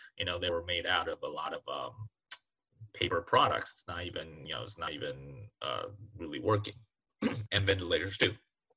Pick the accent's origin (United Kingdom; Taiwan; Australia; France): Taiwan; now in United States; I came from Taiwan